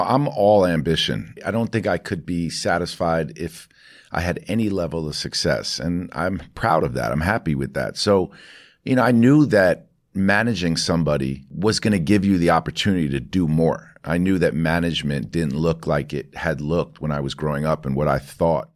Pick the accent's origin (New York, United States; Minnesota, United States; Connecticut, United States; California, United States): New York, United States; New York City; I grew up in New York City.